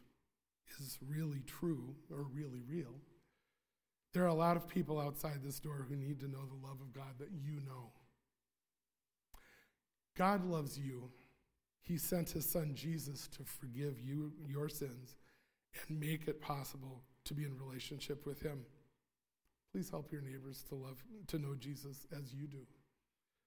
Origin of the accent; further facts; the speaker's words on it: Sheboygan County, Wisconsin, United States; I'm from Sheboygan County